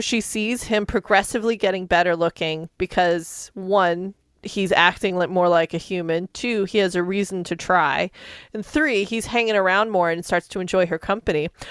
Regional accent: Albuquerque, New Mexico, United States; I grew up in Albuquerque

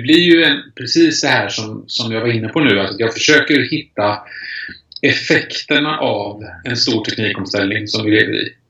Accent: Kungsbacka, Halland County, Sweden; Började på lokaltidningen hemma i Kungsbacka på västkusten när jag växte upp

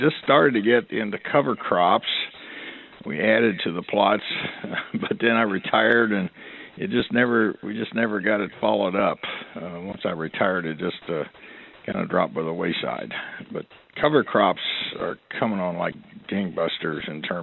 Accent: Weston, West Virginia, United States; moved away as an adult; also born or lived in Ohio; grew up on a farm in the middle of West Virginia, near Weston, West Virginia

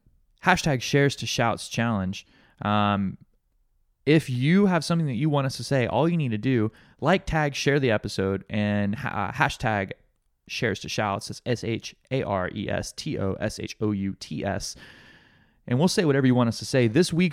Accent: the East, East Coast, United States; now in Hawaii, United States; I'm from the East, guys.

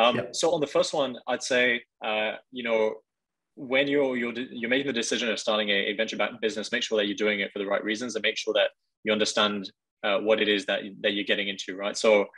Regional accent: China; also born or lived in France; I'm from France, but I actually grew up in Asia. I lived in mainland China for a number of years.

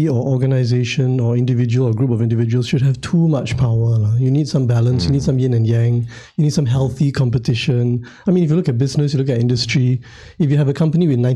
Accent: Singapore; I grew up in the Anson ward.

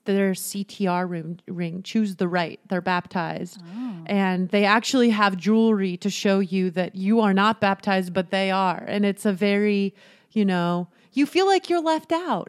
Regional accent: Utah, United States; I grew up in Utah

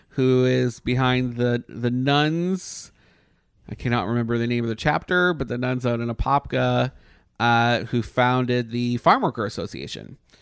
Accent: Canada; moved away; I'm Canadian

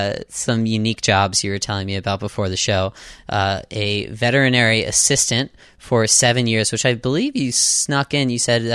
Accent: Pittsburgh, Pennsylvania, United States; I was born in Pittsburgh, Pennsylvania, not too far away.

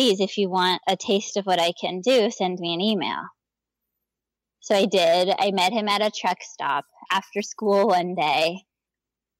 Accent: Gainesville, Florida, United States; I grew up in Gainesville, Florida

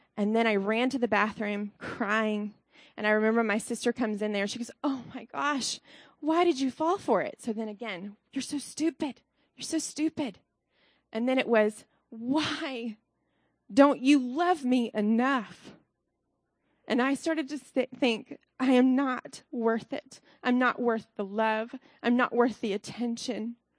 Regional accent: Alabama, United States; now in Columbus, United States; I'm from Alabama originally

